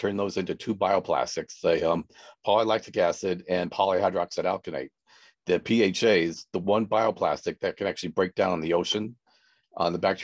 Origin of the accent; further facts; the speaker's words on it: California, United States; I'm from California, but my parents were farmers